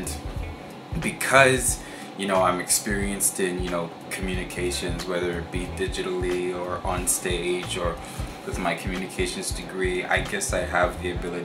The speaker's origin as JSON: {"language": "English", "town": "Vancouver", "region": "British Columbia", "country": "Canada", "tie": "born or raised there", "said": "growing up in Vancouver"}